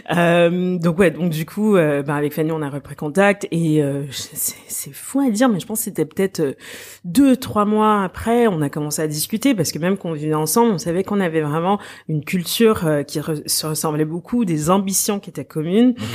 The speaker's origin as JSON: {"language": "French", "region": "Quebec", "country": "Canada", "tie": "born or raised there", "moved": "as an adult", "said": "j'ai grandi au Québec"}